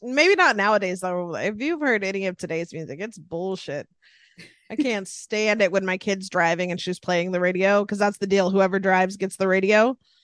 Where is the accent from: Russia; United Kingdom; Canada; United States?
United States; Sacramento, California; born and raised in the house I'm hanging out in right now